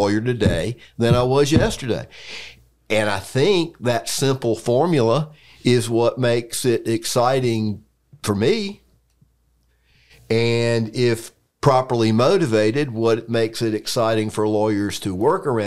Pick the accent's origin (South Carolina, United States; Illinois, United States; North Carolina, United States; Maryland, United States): North Carolina, United States; Raleigh; I grew up around lawyers in Raleigh